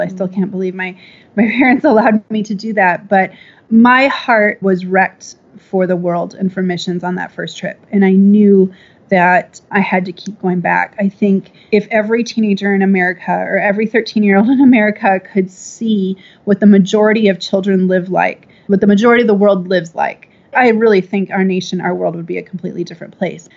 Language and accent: English; Minnesota, United States; now in Austin, United States; I'm from the Midwest, Minnesota, actually.